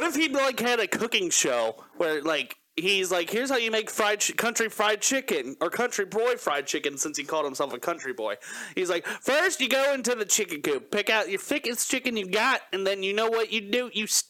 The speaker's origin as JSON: {"language": "English", "region": "Kentucky", "country": "United States", "tie": "born or raised there", "said": "When I was growing up in Kentucky"}